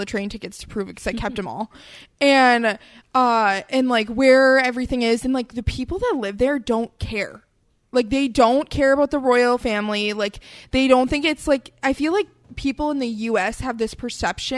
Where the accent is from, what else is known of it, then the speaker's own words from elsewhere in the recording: United States; I'm from the United States